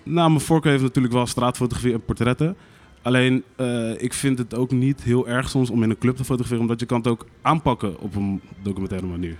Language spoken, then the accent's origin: Dutch; Rotterdam, South Holland, Netherlands; ik ben in Rotterdam-West opgegroeid.